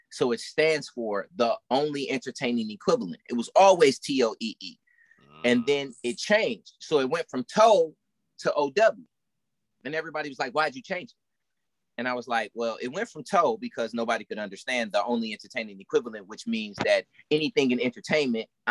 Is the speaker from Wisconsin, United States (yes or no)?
yes; Milwaukee, Wisconsin, United States; I grew up in Milwaukee, Wisconsin